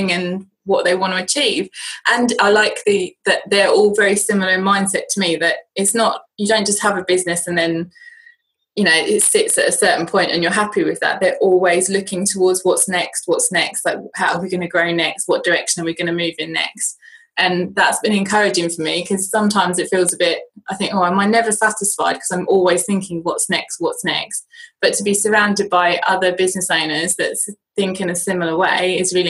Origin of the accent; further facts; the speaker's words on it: United Kingdom; accent: British; my British accent